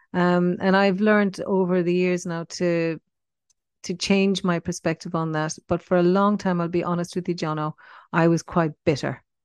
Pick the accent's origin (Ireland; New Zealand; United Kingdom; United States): Ireland; Cork, Munster; moved away as an adult; also born or lived in Paris, France; now in Perth, Australia; I was born in Ireland in nineteen sixty-six, um, in Cork, and that's where I spent the first eighteen years of my life.